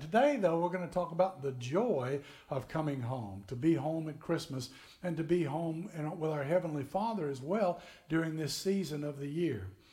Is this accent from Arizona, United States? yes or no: no; Tennessee, United States; moved away as an adult; also born or lived in Florida; we grew up in Tennessee